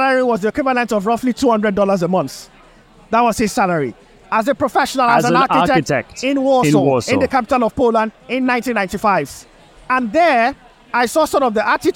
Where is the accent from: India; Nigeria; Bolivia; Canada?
Nigeria; now in United Kingdom; growing up in Nigeria